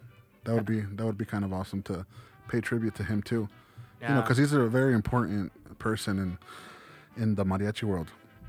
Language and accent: English; Chicago, Illinois, United States; moved away; In Illinois, where I'm from, you know, a lot of people don't know that Chicago is part of a state, Illinois. But I'm from Illinois